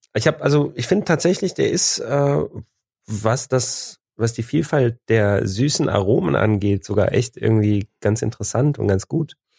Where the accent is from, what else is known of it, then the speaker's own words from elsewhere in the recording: Cologne, North Rhine-Westphalia, Germany; wir kommen aus Köln